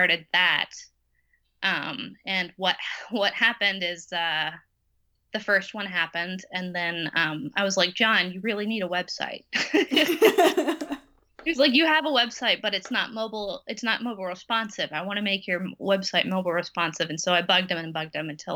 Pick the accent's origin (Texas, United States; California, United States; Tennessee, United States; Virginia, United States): Texas, United States; we're from Texas, so this is a red state